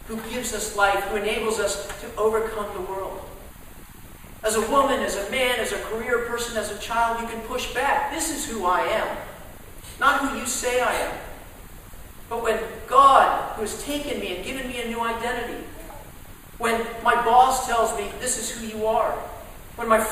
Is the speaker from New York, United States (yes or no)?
no; Dallas, Texas, United States; growing up in Dallas, Texas